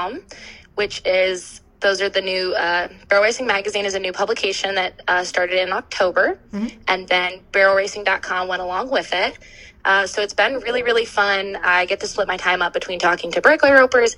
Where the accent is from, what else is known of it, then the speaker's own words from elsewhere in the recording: Western Pennsylvania, United States; moved away as an adult; I grew up in Western Pennsylvania